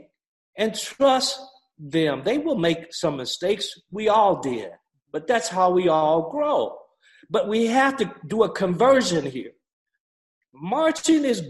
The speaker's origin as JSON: {"language": "English", "town": "Gadsden", "region": "Alabama", "country": "United States", "tie": "born or raised there", "also_born_or_lived": "Tennessee", "moved": "as an adult", "said": "I grew up in Gaston, Alabama, 1952"}